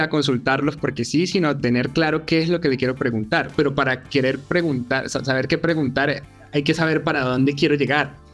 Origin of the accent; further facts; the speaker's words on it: Venezuela; Yo, yo principalmente soy de Venezuela